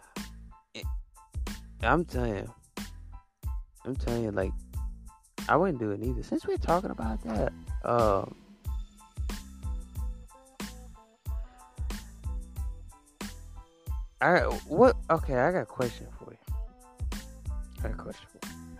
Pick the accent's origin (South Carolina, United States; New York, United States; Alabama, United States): Alabama, United States